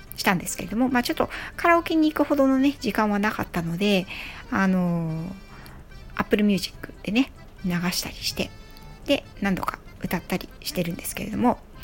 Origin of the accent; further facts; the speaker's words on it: Yokohama, Kanagawa, Japan; 横浜市民なので